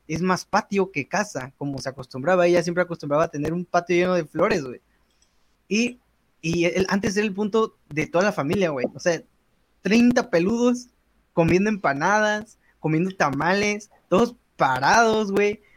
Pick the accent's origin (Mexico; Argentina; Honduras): Mexico; como buenos mexicanos